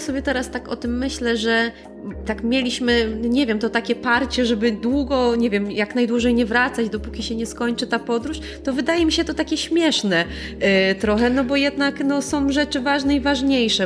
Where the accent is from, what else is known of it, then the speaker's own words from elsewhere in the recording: Poland; pochodzimy z innego kraju